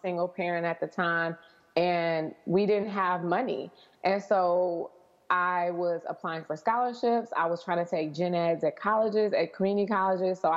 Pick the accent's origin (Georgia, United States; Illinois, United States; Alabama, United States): Illinois, United States; Chicago; also born or lived in New York / New Jersey; girl from Chicago